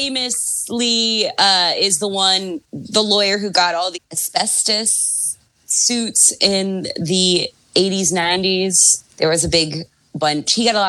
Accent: Mid-Atlantic, United States; I grew up in the Mid-Atlantic

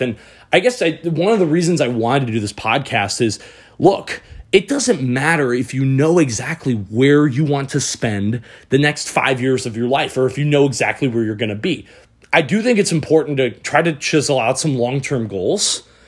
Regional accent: Michigan, United States; moved away; also born or lived in San Diego; I'm from Michigan.

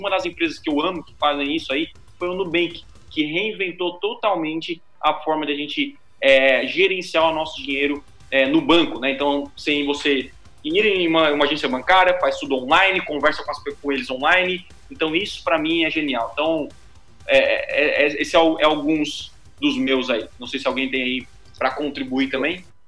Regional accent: Criciúma, Santa Catarina, Brazil; eu sou de Criciúma.

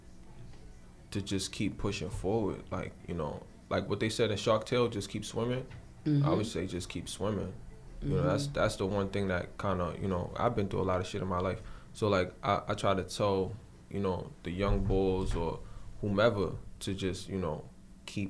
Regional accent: New York City, New York, United States; I'm really from there

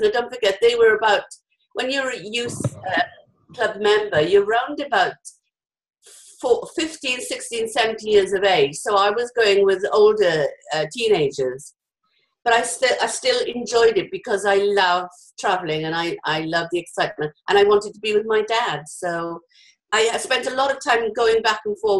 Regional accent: Wales, United Kingdom; I'm Welsh

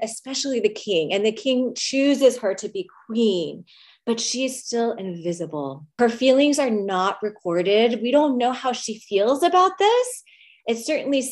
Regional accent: United States; to be an Asian American woman

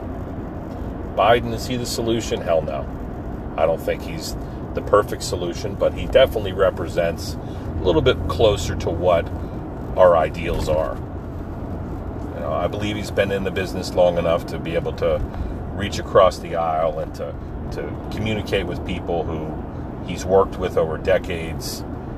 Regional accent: New Jersey, United States; These guys I grew up with in Jersey

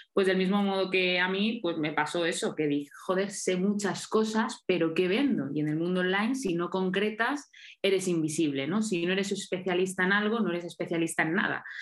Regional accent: Mallorca, Balearic Islands, Spain; ahora estoy en Mallorca, en mi tierra

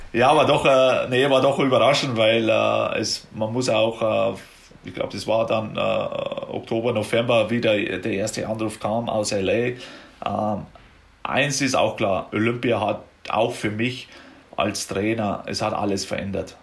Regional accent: Germany; now in United States; bei uns jetzt in Deutschland

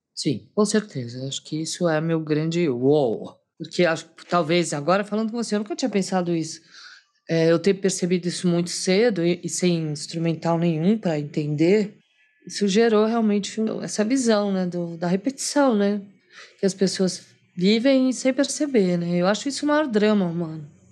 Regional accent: Brazil; eu sou brasileira

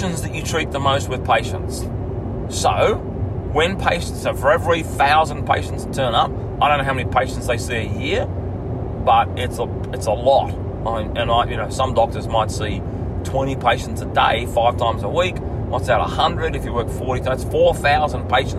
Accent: Bega, New South Wales, Australia; my hometown that I grew up in Bega

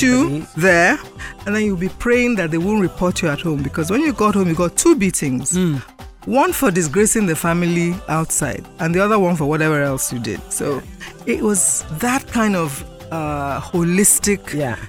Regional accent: Lagos, Nigeria; I was born in Lagos. I schooled in Lagos till 1962.

